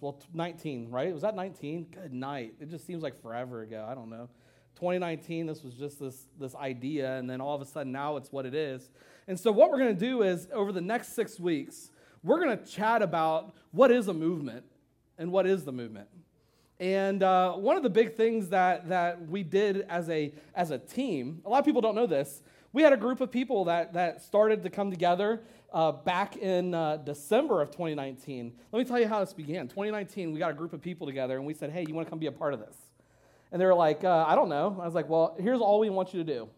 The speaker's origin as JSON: {"language": "English", "region": "Ohio", "country": "United States", "moved": "yes", "said": "I'm from Ohio"}